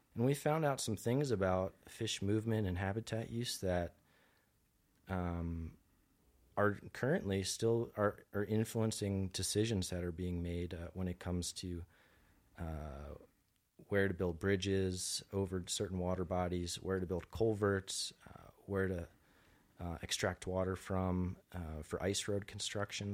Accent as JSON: {"language": "English", "region": "New Jersey", "country": "United States", "tie": "born or raised there", "also_born_or_lived": "suburb of Philadelphia, Pennsylvania", "said": "I'm originally from New Jersey. I grew up, uh, so I spent two-thirds of my life in, uh, a suburb of Philadelphia"}